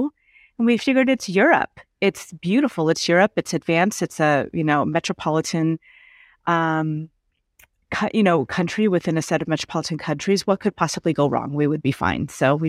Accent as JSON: {"language": "English", "region": "California", "country": "United States", "tie": "born or raised there", "lives_now": "Portugal", "said": "I knew what it was to be American, born and raised in California. I know what it's like to be American."}